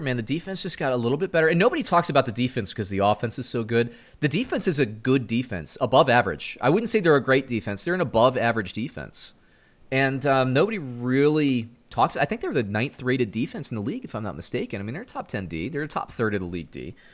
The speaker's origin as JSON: {"language": "English", "region": "Central Florida", "country": "United States", "tie": "born or raised there", "said": "I grew up in Central Florida"}